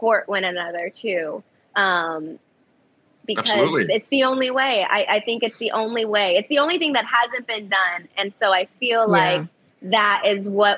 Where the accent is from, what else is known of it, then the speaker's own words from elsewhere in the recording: Kissimmee, Florida, United States; also born or lived in Chicago, Illinois / Virginia; now in Los Angeles, United States; where I really grew up was in Kissimmee, Florida